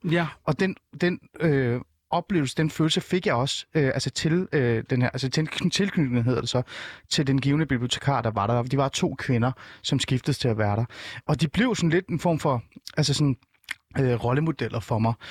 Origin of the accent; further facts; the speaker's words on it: North Zealand, Capital Region of Denmark, Denmark; Jeg er vokset op i en lille by i Nordsjælland, hvor alle var danskere